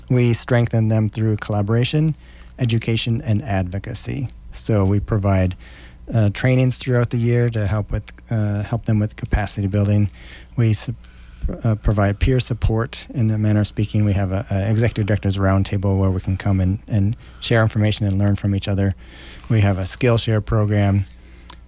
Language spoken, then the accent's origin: English; Lincoln, Nebraska, United States; I grew up here in Lincoln, always proud and excited to be part of Lincoln and the community